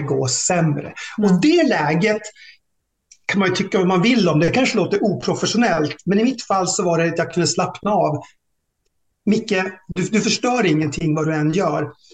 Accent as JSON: {"language": "Swedish", "town": "Tärnaby", "region": "Västerbotten County", "country": "Sweden", "tie": "born or raised there", "also_born_or_lived": "Norra Fjällnäs / Lycksele / Storuman / Umeå", "said": "det var en jättebra uppväxt och jag, jag är hemma i Tärnaby rätt så ofta"}